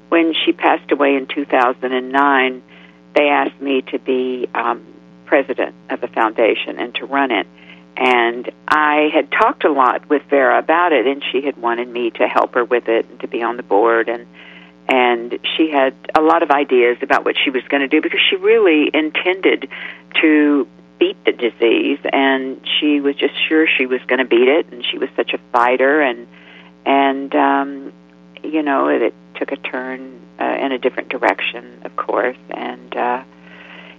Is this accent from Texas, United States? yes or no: yes; Texas, United States; moved away; also born or lived in New York / California; when I was growing up in Texas